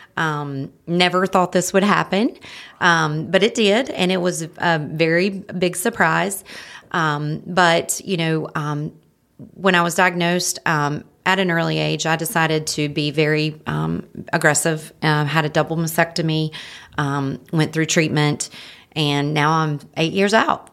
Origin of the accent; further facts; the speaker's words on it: Marion, North Carolina, United States; now in Hickory, United States; I'm from Marion, North Carolina.